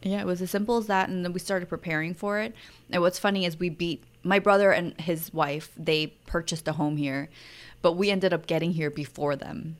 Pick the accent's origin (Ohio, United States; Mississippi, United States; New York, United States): New York, United States; moved away as an adult; also born or lived in Seoul, South Korea / Maui, Hawaii; growing up in New York and then living in Seoul